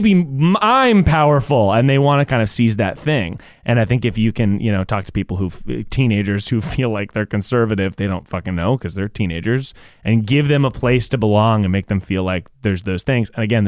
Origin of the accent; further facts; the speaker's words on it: the South, United States; growing up in the South